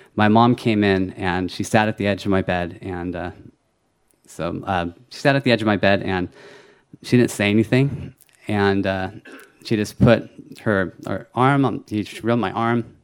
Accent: California, United States; I was born in California, though. I was a first generation American

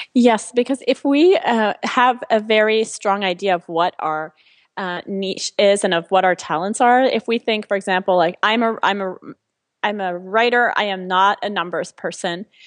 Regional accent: France; also born or lived in China; now in United States; I'm originally from France, and, um, I, I've obviously lived in the U S for twenty years, and then I lived in China for a couple years

